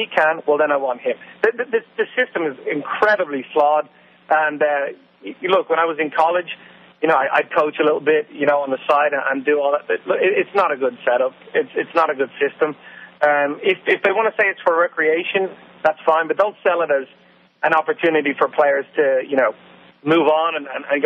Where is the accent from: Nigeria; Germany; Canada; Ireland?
Ireland; moved away; I grew up in Ireland